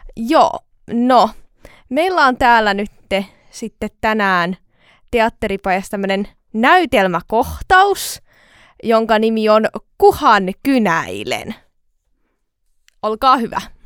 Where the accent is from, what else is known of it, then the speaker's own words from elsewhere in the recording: Tampere, Pirkanmaa, Finland; tuun Tampereelta ja oon 25-vuotias.